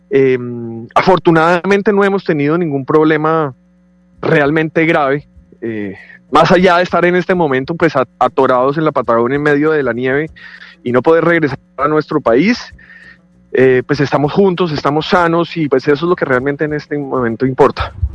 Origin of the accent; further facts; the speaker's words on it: Colombia; moved away as an adult; Me hace mucha falta estar en mi país en este momento.